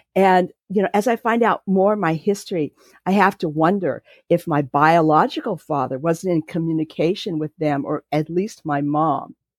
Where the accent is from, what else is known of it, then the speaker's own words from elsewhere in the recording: Santa Monica, California, United States; now in North Carolina, United States; I was raised in California, and I was born in Santa Monica